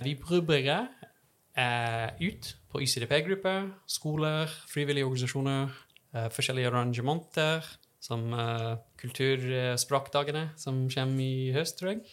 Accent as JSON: {"language": "Norwegian", "region": "Texas", "country": "United States", "second_language": "Norwegian", "moved": "as an adult", "lives_now": "Trondheim, Norway", "said": "Jeg kommer fra Texas"}